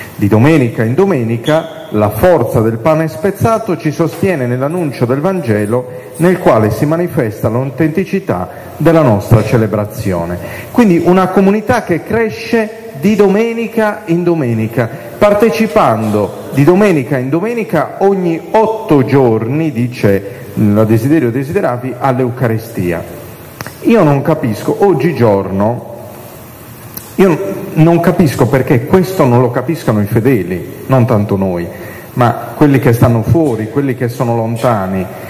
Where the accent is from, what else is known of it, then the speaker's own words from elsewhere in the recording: Sardinia, Italy; io vengo dalla Sardegna, non so se si è capito dall'accento